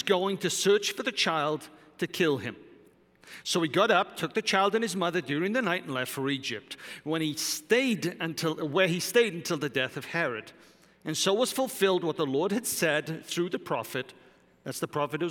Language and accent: English; Wales, United Kingdom; moved away; I'm Welsh.